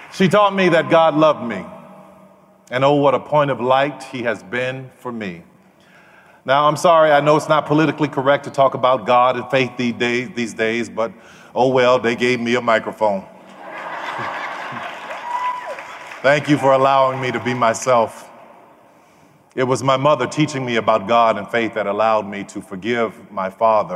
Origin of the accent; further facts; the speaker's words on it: New Orleans, Louisiana, United States; I grew up in New Orleans